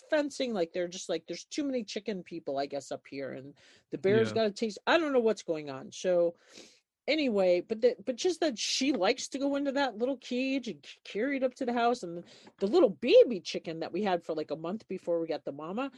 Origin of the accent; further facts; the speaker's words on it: 20 miles outside New York City, United States; moved away; also born or lived in Montana; I grew up in New York, like 20 miles outside of New York City. Like, even though I've lived in Montana